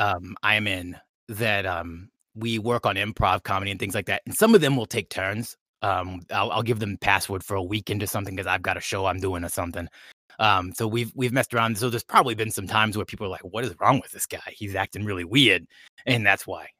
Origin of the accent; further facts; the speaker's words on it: California, United States; I'm from, you know, California. I, I live in L